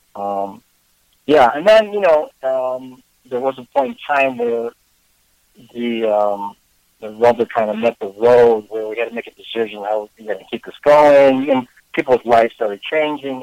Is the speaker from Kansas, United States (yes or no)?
no; Chicago, Illinois, United States; moved away as an adult; also born or lived in Oregon / Vermont; I was born in Chicago. Um, lived here for most of my life